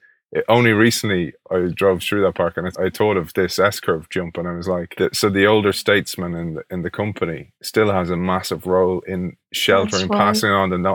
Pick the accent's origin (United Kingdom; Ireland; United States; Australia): Ireland; Dublin, Leinster; I grew up in Ireland in a park, one of our national parks here, the Phoenix Park